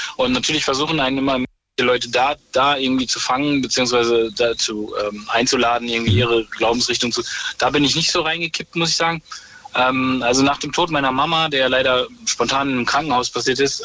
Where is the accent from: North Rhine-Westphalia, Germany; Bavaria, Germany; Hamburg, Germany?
North Rhine-Westphalia, Germany; Ruhr area near the Dutch border; moved away as an adult; also born or lived in France / Vienna; now in Berlin, Germany; ich bin im Ruhrport groß geworden, also an der holländischen Grenze